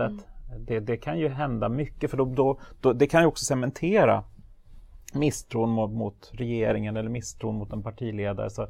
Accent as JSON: {"language": "Swedish", "country": "Sweden", "said": "Jag var enda svensk tror jag"}